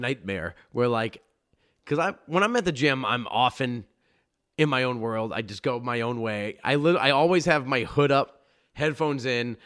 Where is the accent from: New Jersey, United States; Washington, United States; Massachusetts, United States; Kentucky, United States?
Massachusetts, United States; I'm from Massachusetts